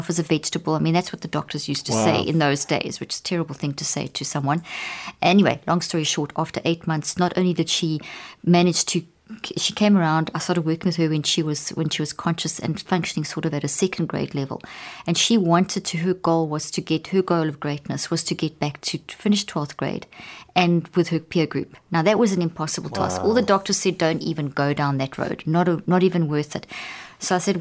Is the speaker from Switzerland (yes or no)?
no; South Africa; moved away; also born or lived in Zimbabwe; I was born in Zimbabwe and grew up in South Africa